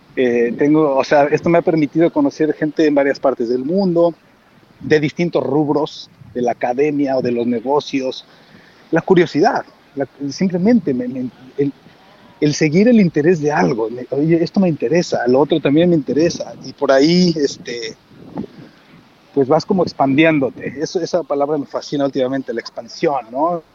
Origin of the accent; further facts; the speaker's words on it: Mexico; moved away as an adult; also born or lived in Mexico City / Madrid; now in San Diego, United States; soy mexicano